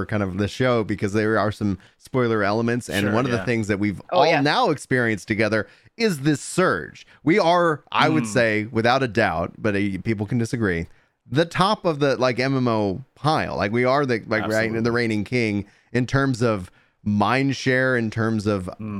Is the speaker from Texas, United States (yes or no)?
yes; Nacogdoches, Texas, United States; Like I grew up in East Texas, born in Nacogdoches for anybody listening.